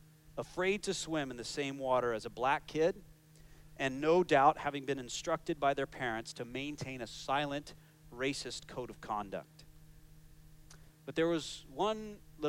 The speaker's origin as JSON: {"language": "English", "country": "United States", "moved": "yes", "said": "my home country of the United States"}